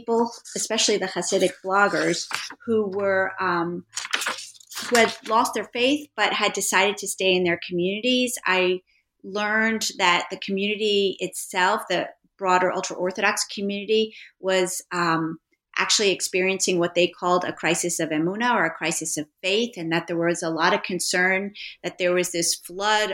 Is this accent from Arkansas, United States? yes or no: no; New York City, New York, United States; I am a native New Yorker. I grew up on the Upper West Side